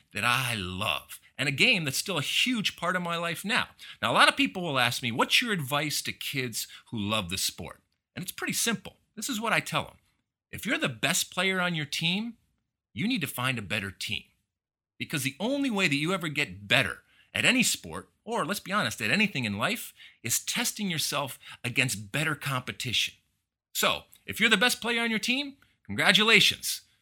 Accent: United States; growing up in the United States playing soccer

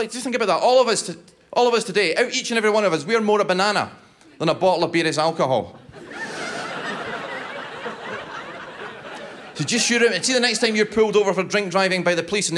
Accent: Scotland, United Kingdom; I'm Scottish

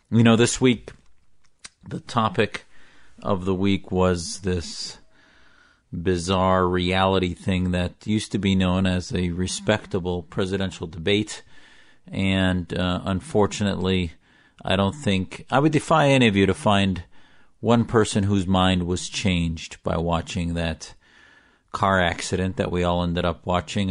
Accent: United States; also born or lived in Syria (family origin); As an American whose family fled Syria for political asylum here

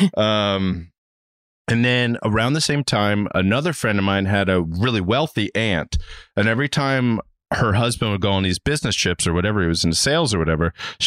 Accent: Reisterstown, Maryland, United States; now in Los Angeles, United States; I'm from Reisterstown, Maryland, which is a smaller town near the Styx.

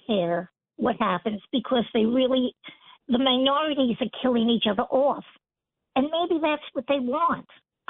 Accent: New York City, New York, United States; being a New Yorker and know the crime here.

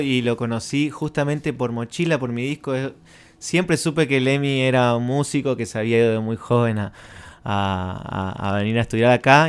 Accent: Resistencia, Chaco, Argentina; now in Colonia Benítez, Argentina; soy de Resistencia, pero vivo en Colonia Benítez

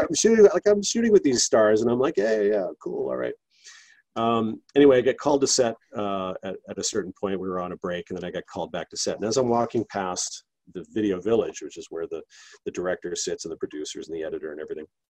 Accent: Canada; I'm Canadian

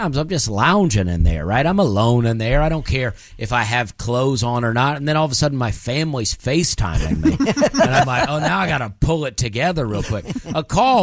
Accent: Alabama, United States; I grew up in Alabama

